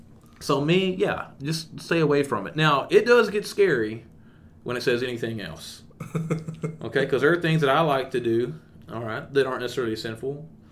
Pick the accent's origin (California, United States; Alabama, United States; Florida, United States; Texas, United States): Texas, United States; East; growing up in East Texas